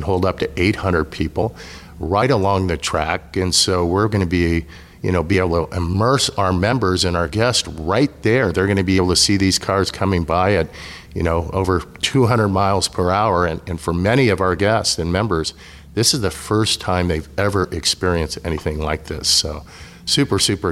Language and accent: English; Southern California, United States; I grew up in Southern California.